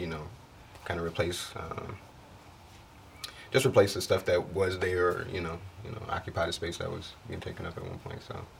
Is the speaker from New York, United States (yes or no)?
no; Chicago, Illinois, United States; I'm from the Jackson Park, High Park neighborhoods of Chicago.